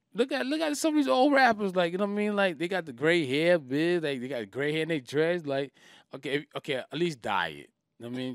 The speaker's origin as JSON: {"language": "English", "town": "New York City", "region": "New York", "country": "United States", "also_born_or_lived": "Charlotte, North Carolina / Raleigh, North Carolina / Maryland", "said": "I'm from Southside Jamaica, Queens, New York"}